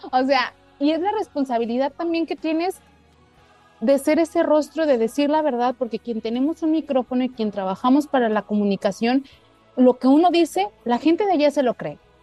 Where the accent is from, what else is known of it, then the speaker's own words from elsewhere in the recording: Mexico; lo pienso en español latino, lo pienso como mexicana